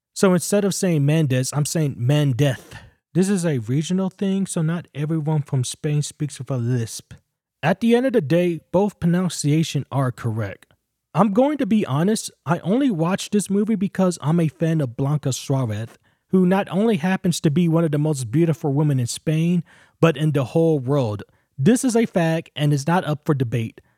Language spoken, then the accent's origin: English; United States; accent: American; my American accent